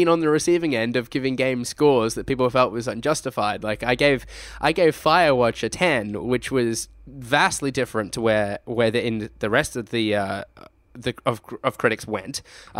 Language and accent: English; Australia; And what I say is that we are Australian gamers making content for other Australian gamers.